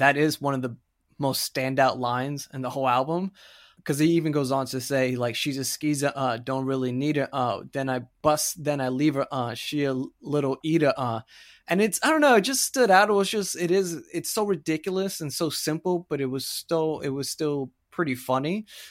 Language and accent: English; Florida, United States; I'm from Florida. I grew up there